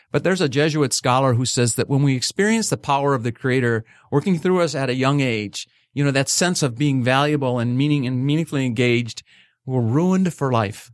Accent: Livonia, Michigan, United States; growing up in Livonia

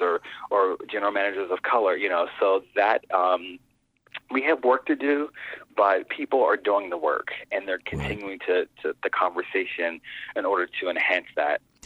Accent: Pittsburgh, Pennsylvania, United States; I grew up in Pittsburgh, and that's when my love of theater really began

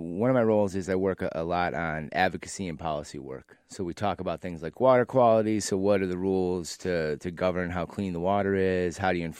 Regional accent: Lake Orion, Michigan, United States; now in Chicago, United States; I grew up in a place called Lake Orion, Michigan.

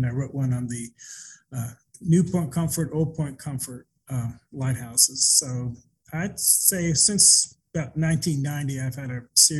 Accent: Hampton, Virginia, United States; also born or lived in Charleston / San Diego; My father was in the Navy, so I was born in Charleston and we lived in San Diego, but Hampton was the first place that I have memories of.

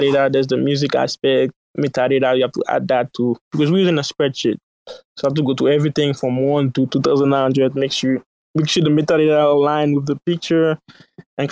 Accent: Haiti; now in United States; I didn't grow up in the U.S. So one hour I would say I live in the U.S., but I grew up in Haiti, in a sense.

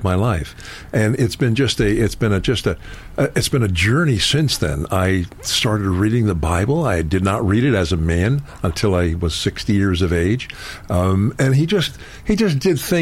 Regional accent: United States; moved away as an adult; now in Florida, United States; I grew up in the Connecticut, New York area and moved down to Florida in 1998

